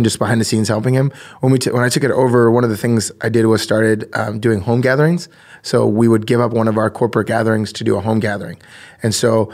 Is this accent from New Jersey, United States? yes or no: yes; New Jersey, United States; I grew up in New Jersey